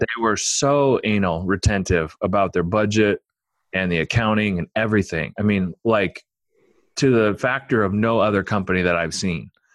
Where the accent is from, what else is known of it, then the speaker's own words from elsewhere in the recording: Omaha, Nebraska, United States; I grew up in Omaha